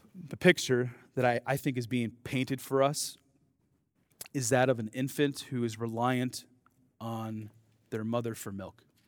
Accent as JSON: {"language": "English", "town": "Dubuque", "region": "Iowa", "country": "United States", "tie": "born or raised there", "said": "I grew up in Dubuque, Iowa"}